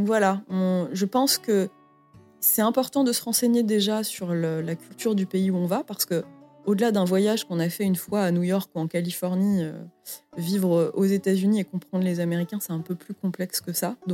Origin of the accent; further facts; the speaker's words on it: France; Donc je pense qu'en tant que Française, euh, je pouvais pas arriver avec euh, mes gros sabots